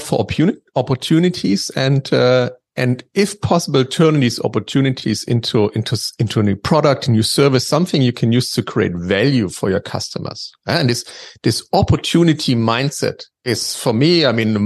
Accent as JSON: {"language": "English", "town": "Dresden", "region": "Saxony", "country": "Germany", "tie": "born or raised there", "said": "I grew up in Dresden, which is basically on the eastern part of Germany."}